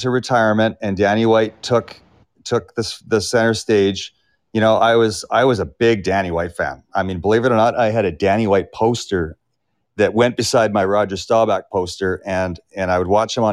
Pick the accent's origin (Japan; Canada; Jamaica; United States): Canada; North Vancouver, British Columbia; It's an unbelievable place to live. And I grew up there and I raised my family there